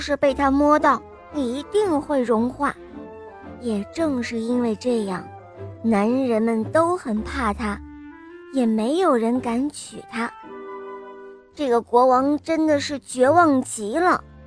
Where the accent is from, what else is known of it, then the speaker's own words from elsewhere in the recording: Jiujiang, Jiangxi, China; 今年我五岁了，我来自江西九江